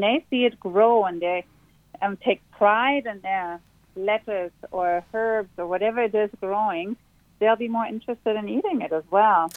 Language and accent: English; Berlin, Germany; now in Sydney, Australia; I grew up in Berlin where it's always raining.